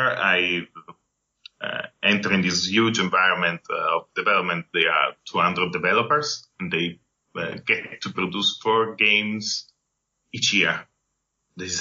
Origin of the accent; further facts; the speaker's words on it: Turin, Piedmont, Italy; English is a second language; moved away as an adult; also born or lived in Vancouver, Canada; I wasn't a very good student in high school in Italy, and I'm from Torino